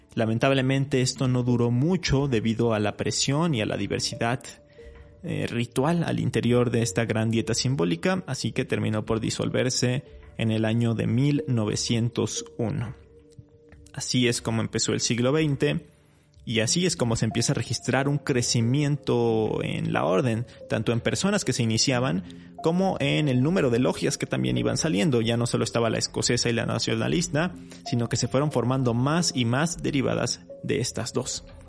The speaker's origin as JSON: {"language": "Spanish", "country": "Mexico", "said": "nuestro país"}